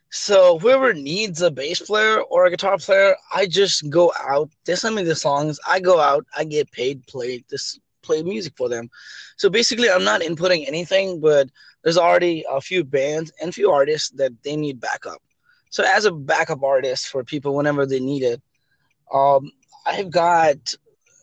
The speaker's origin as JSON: {"language": "English", "country": "Nepal", "moved": "yes", "said": "I'm from Nepal originally"}